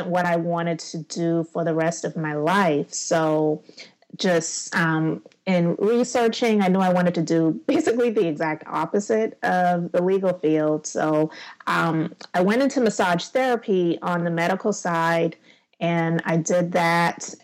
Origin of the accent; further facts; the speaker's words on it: Charleston, South Carolina, United States; also born or lived in Summerville, South Carolina; I am in Somerville, South Carolina, and I'm from Charleston, which is just 30 minutes outside of the city. So I'm in South Carolina, born and raised